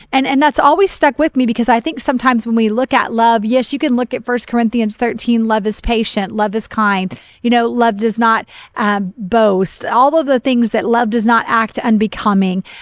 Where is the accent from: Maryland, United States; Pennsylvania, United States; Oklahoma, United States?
Oklahoma, United States; moved away; I grew up in Oklahoma